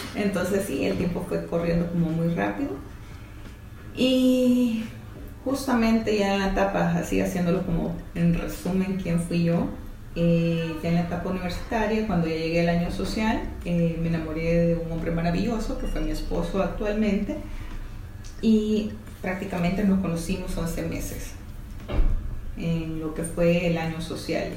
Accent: El Salvador; estudié en el Colegio La Sagrada Familia, pero fui voleibolista seleccionada de voleibol del Salvador

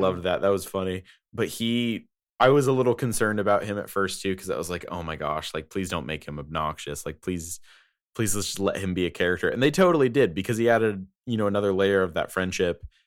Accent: United States; I am American

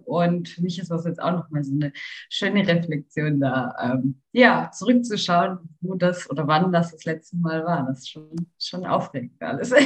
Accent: Karlsruhe, Baden-Württemberg, Germany; wir kommen aus Karlsruhe

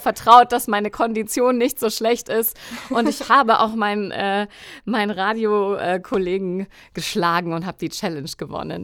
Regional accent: Coburg, Bavaria, Germany; now in Munich, Germany; Ich komme ursprünglich aus Coburg, also gar nicht so weit weg von Bayreuth. Ich lebe jetzt in München

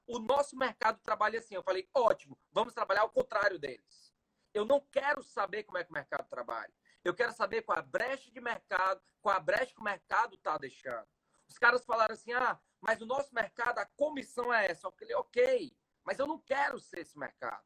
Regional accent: Ceará, Brazil; falar aqui como cearense

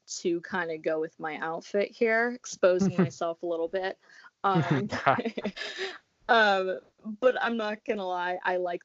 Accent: Tampa, Florida, United States; I'm from Tampa

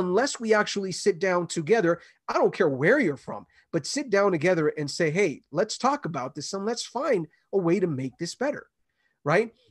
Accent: Los Angeles, California, United States; I grew up in L

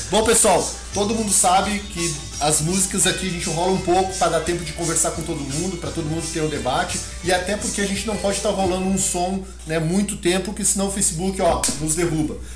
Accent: São Paulo, Brazil; Sabia que eu sou paulista e eu não conhecia

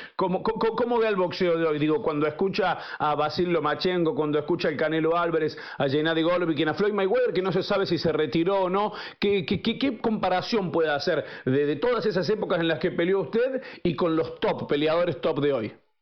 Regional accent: Córdoba, Argentina; Nosotros somos de Córdoba

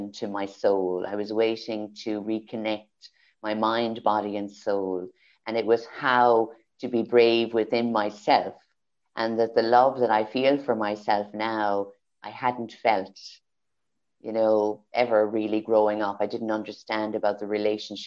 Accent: Kildare, Leinster, Ireland; moved away; also born or lived in Carlow, Ireland / Galway, Ireland; I was born in Carlow, raised in Kildare, and moved to Galway.

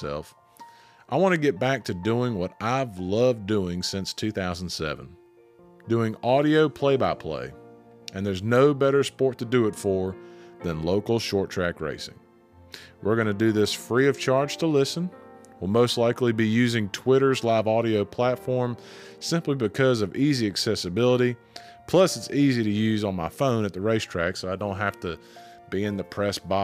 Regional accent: the South, United States; accent: southern; I didn't try to hide my southern accent

